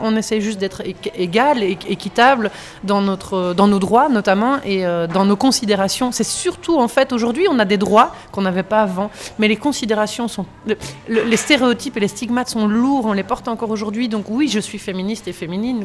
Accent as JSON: {"language": "French", "country": "Belgium", "said": "on est belge"}